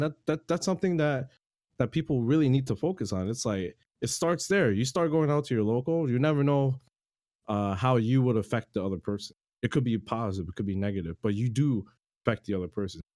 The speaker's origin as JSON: {"language": "English", "town": "Toronto", "region": "Ontario", "country": "Canada", "said": "I'm from Toronto, Canada"}